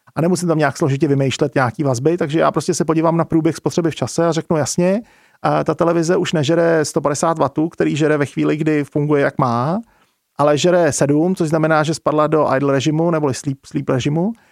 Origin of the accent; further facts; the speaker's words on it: Czechia; tady u nás v Čechách